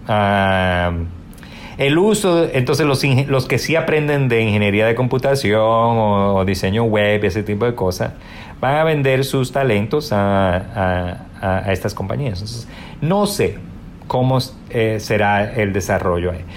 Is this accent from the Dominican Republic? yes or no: yes; Dominican Republic; also born or lived in New York, United States; now in United States; no nos podemos dar el lujo de volver a nuestro país